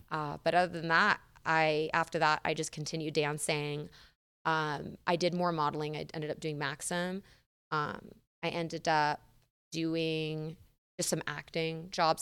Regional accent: San Diego, California, United States; moved away; I'm from San Diego, uh, California

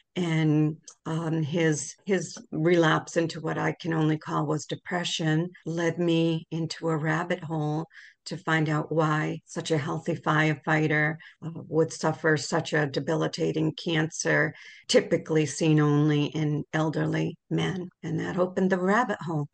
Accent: Worcester, Massachusetts, United States; I grew up in Worcester.

